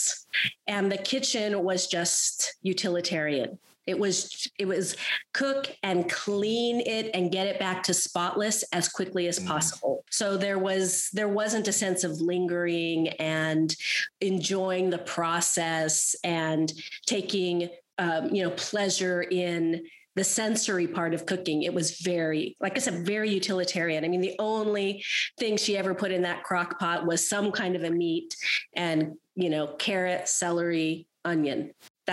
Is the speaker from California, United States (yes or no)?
yes; Southern California, United States; also born or lived in Santa Barbara / Burundi; I am a Southern California girl. So my initial geography that shaped me was Southern California, beach communities in particular